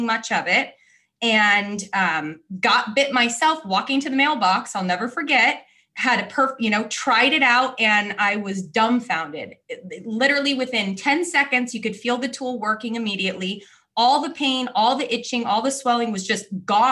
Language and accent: English; California, United States; moved away as an adult; also born or lived in South Florida; now in Florida, United States; I am born and raised in California